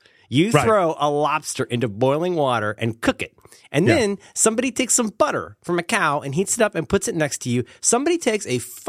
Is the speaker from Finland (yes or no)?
no; Cincinnati, Ohio, United States; I'm from Cincinnati